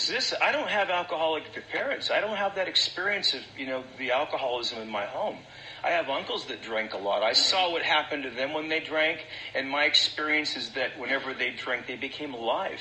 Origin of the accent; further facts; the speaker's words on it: Central California, United States; I came from, I was raised up in Central California in a farming community